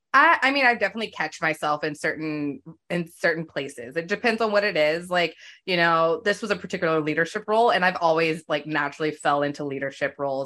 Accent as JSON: {"language": "English", "region": "Virginia", "country": "United States", "tie": "born or raised there", "moved": "as an adult", "lives_now": "Los Angeles, United States", "said": "I grew up in Virginia and now I live in Los Angeles."}